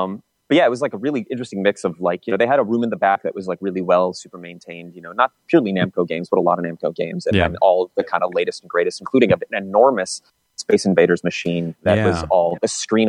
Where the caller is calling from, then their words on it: Chicago, Illinois, United States; Hey, this is … in Chicago.